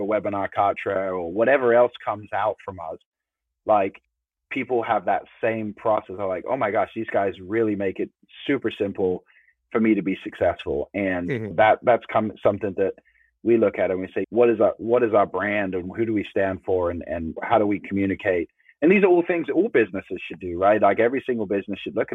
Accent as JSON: {"language": "English", "region": "England", "country": "United Kingdom", "tie": "born or raised there", "said": "growing up in England"}